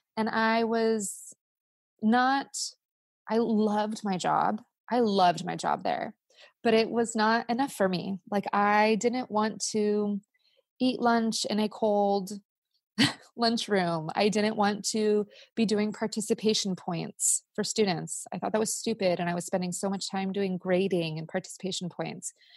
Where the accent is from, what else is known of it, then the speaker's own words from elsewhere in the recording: California, United States; as a Californian